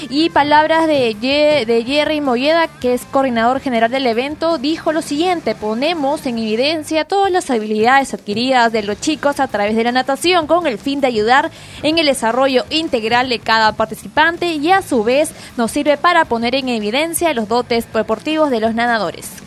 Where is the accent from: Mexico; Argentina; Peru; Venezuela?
Peru; Nosotros como peruanos queremos ganar más.